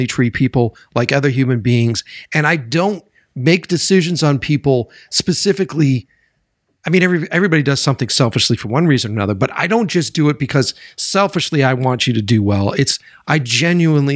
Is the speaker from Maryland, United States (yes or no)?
no; Boston, Massachusetts, United States; moved away as an adult; I'm originally from Boston